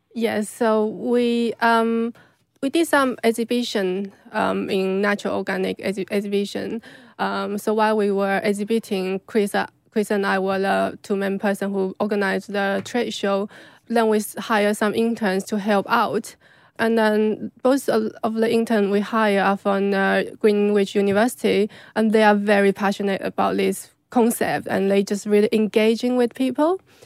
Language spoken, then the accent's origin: English; China; moved away; I grew up in China